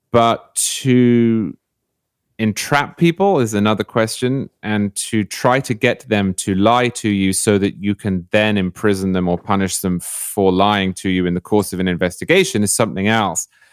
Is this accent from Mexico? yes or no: no; United Kingdom; now in Florida, United States; as a Brit